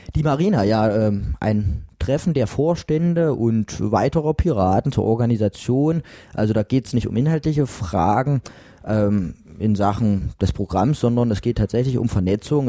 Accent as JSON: {"language": "German", "town": "Mühlhausen", "region": "Thuringia", "country": "Germany", "tie": "born or raised there", "lives_now": "Jena, Germany", "said": "Ich komme aus Mühlhausen gebürtig, habe da quasi bis zum 18. Lebensjahr verbracht."}